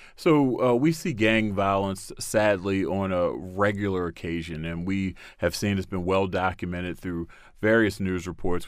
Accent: Baltimore, Maryland, United States; my city of Baltimore, I'm, I was born and raised in Baltimore

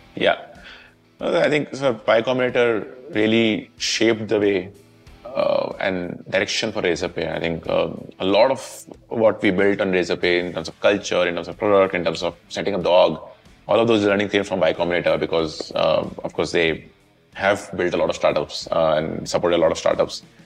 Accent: Jaipur, Rajasthan, India; I grew up in Jaipur.

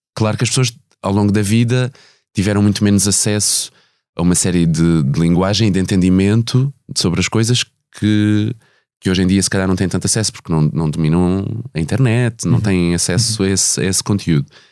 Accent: Ribatejo, Portugal; first language Portuguese; tanto eu como a Simone somos do Ribatejo

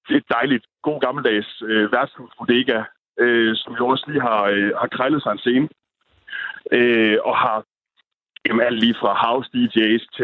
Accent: Holstebro, Central Denmark Region, Denmark; moved away; det har jeg i hvert fald oplevet hjemme i Holstebro

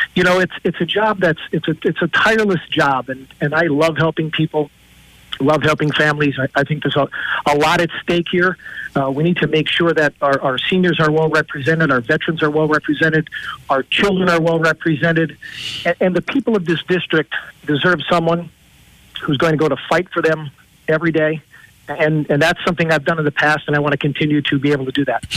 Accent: Peckville, Pennsylvania, United States; also born or lived in Jessup, Pennsylvania; I was born and raised in Peckville

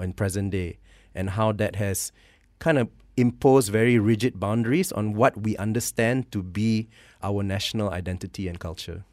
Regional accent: Malaysia; also born or lived in Canada; my identity as a Malay, as a Malaysian, as also someone of mixed parentage

